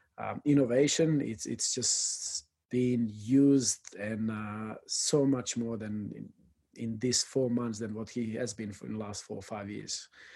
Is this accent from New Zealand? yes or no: no; El Salvador; English is a second language; from El Salvador, and that hits you.